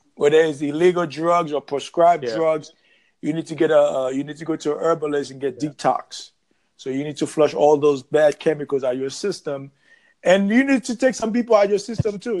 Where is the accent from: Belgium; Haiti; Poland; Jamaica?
Haiti; now in Jacksonville, United States; I'm from Haiti oh. originally